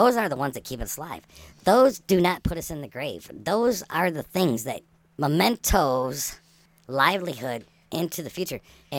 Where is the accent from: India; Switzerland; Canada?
Canada; It's just like, I'm from Canada.